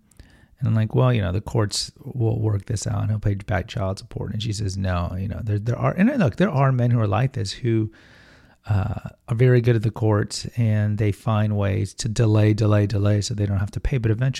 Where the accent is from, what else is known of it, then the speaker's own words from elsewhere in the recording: London, United Kingdom; Hello, I'm Cockney.